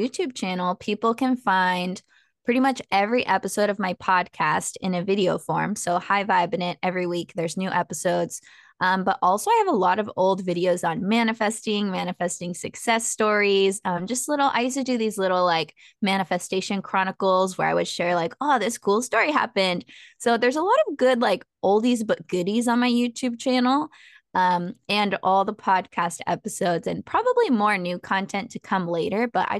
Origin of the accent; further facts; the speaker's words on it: San Diego, California, United States; also born or lived in San Marcos, California / Mexico (family ancestry); I'm from San Diego, so Southern California.